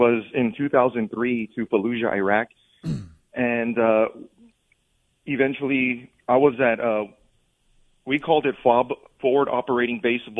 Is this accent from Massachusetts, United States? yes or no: no; Bell Gardens, California, United States; I grew up in Bell Gardens, California, mm-hmm. which is a small city by East LA.